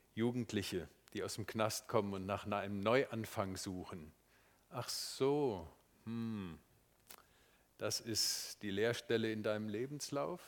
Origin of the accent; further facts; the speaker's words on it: Marburg, Hesse, Germany; moved away; Es ist meine Heimatstadt, meine Schulstadt